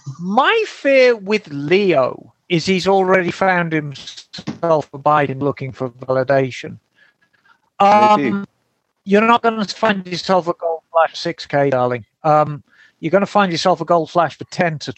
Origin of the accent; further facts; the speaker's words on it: Birmingham, West Midlands, United Kingdom; Birmingham born and bred.